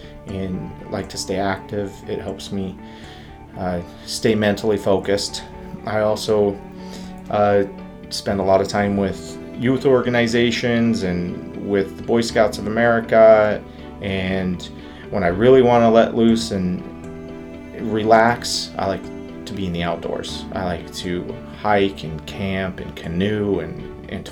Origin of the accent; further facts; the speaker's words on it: Northern California, United States; moved away; also born or lived in Utah / Ontario, Canada; I was born and raised in California, in a small town in Northern California in the Redwood Forest